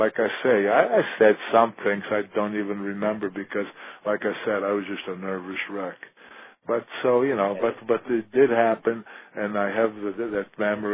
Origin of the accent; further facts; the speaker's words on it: Italy; moved away; I want to go back to my hometown